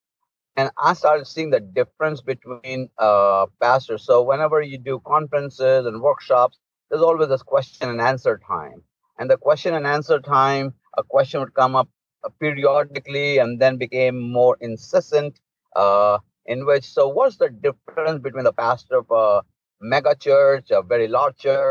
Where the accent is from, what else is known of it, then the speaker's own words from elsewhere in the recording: India; moved away as an adult; now in United States; I was born and raised in India in a pastor's home